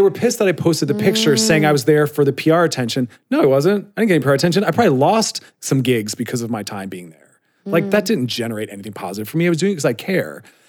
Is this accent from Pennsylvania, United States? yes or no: yes; Philadelphia, Pennsylvania, United States